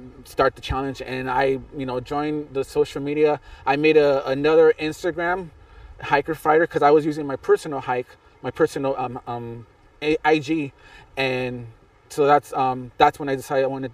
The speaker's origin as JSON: {"language": "English", "town": "San Bernardino", "region": "California", "country": "United States", "tie": "born or raised there", "also_born_or_lived": "Pico Rivera, California", "said": "when I was, like, 10, we moved to San Bernardino."}